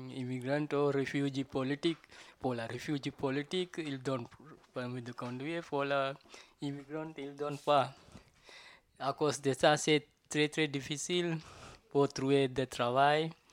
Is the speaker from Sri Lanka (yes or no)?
yes; Sri Lanka; French is a second language; now in Paris, France; je viens de Sri Lanka. Euh, je viens de Sri Lanka et puis j'arrive, j'arrive à Paris, France, 1992.